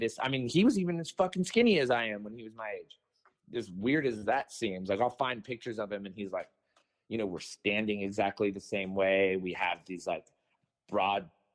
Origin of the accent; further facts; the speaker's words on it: Los Angeles, California, United States; growing up in Venice